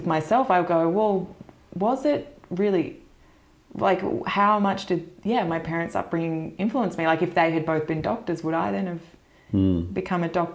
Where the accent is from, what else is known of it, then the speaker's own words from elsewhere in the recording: Mornington Peninsula, near Melbourne, Victoria, Australia; accent: Australian; I grew up on the Mornington Peninsula, which is about an hour south of Melbourne